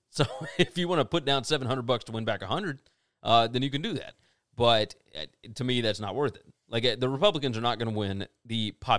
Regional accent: Ohio, United States; I'm from Ohio. Biden is not winning Ohio.

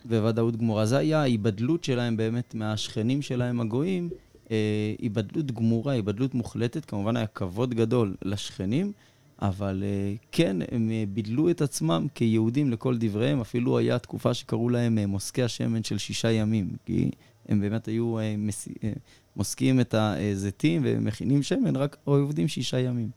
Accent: India; now in Israel; אצלנו ההודים

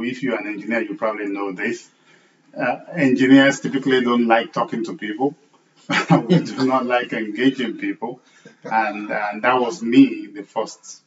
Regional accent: Nigeria; moved away as an adult; growing up in Nigeria, and I spent the first, 8-9 years of my career as an engineer in Nigeria

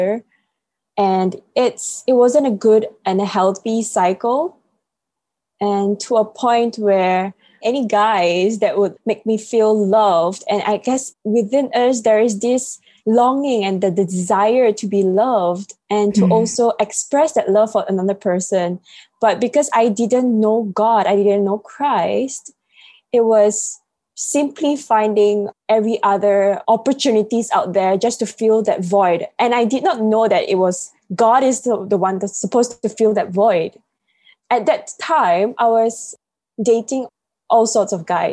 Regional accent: Malaysia; I'm from Malaysia. Sunny, humid, rainy Malaysia.

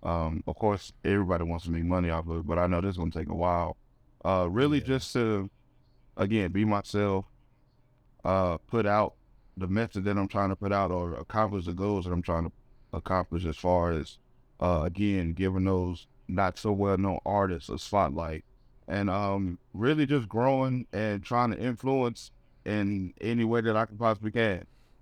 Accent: Reidsville, North Carolina, United States; Yeah, I'm actually from Reedsville, which is like maybe 20 minutes up the road from Greensboro.

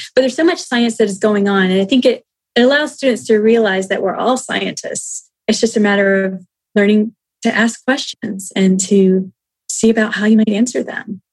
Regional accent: United States; we, as the American people

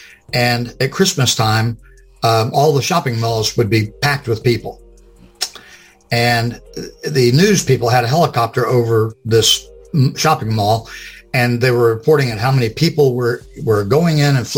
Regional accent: Lakeland, Florida, United States; Well, I was born and raised in Florida, and I'm still in Florida. It was a little town called Lakeland, which is not so little anymore.

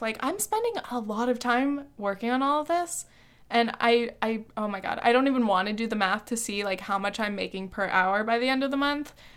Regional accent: Orange County, California, United States; moved away as an adult; also born or lived in New Orleans / France; now in Long Island, United States; growing up in safe, cookie cutter Orange County

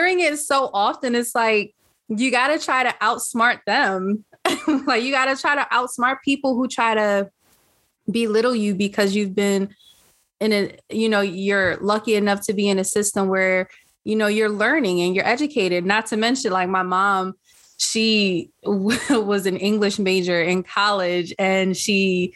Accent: Philadelphia, Pennsylvania, United States; also born or lived in Lansdowne, Pennsylvania; I spent some of that time in my childhood growing up in West Philadelphia. And then my parents moved us to Lansdowne.

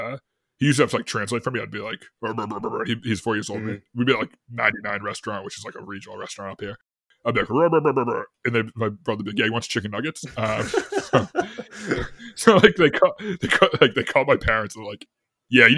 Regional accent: Boston, Massachusetts, United States; I'm from Boston

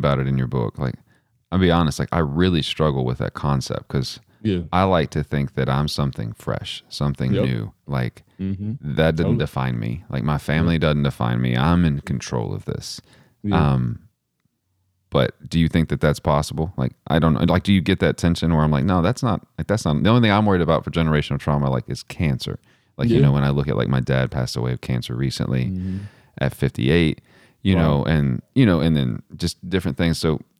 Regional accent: Midland, Texas, United States; Midland, Texas.

